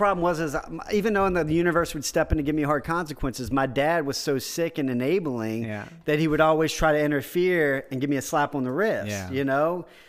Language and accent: English; Houma, Louisiana, United States; And I ended up going back to Houma, my hometown.